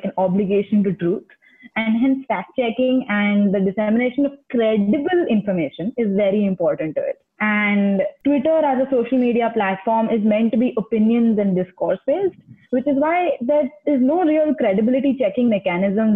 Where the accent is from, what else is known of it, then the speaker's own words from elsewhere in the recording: Ahmedabad, Gujarat, India; moved away as an adult; now in United States; I'm from Ahmedabad, born and brought up, but I have been studying in the US for the past 2 years.